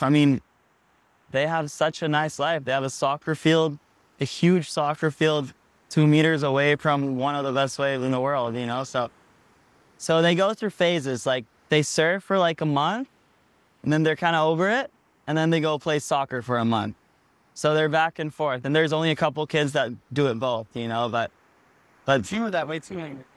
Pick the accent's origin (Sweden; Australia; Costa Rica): Costa Rica; Pavones, Puntarenas; also born or lived in Hawaii; I grew up here in Pavones, Costa Rica